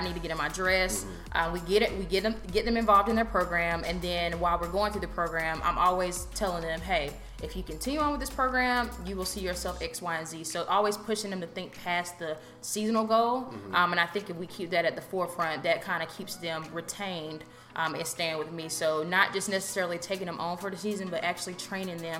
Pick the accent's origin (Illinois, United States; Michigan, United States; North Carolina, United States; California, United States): North Carolina, United States; Raleigh; moved away as an adult; also born or lived in Greensboro, North Carolina; now in Charlotte, United States; born and raised in Raleigh, so 919